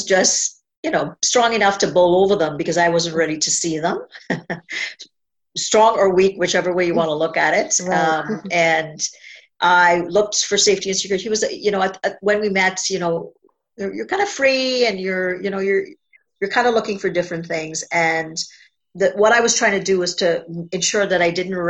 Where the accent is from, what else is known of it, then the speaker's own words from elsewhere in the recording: Trinidad & Tobago; I was born in a little island of Trinidad and Tobago in the Caribbean.